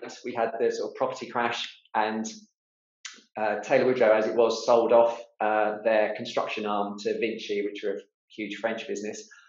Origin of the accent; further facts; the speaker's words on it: Portsmouth, South East England, United Kingdom; with a construction business in my hometown in Portsmouth